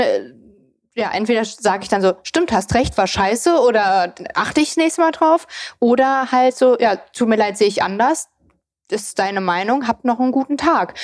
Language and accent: German; near Frankfurt, Hesse, Germany; moved away as an adult; also born or lived in East Germany (born) / Darmstadt; now in Berlin, Germany; Also ich bin ja in der Nähe von Frankfurt groß geworden, habe in Darmstadt studiert